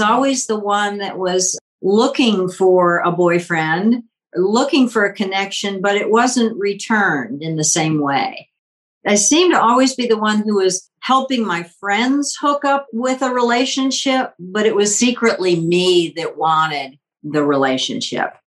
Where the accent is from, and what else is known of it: Richmond, Virginia, United States; born or raised there; also born or lived in Washington, D.C.